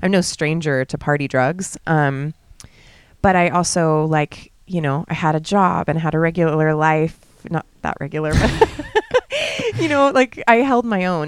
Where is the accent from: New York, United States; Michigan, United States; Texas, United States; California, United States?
California, United States; moved away as an adult; now in Bali, Indonesia; I'm born and raised in California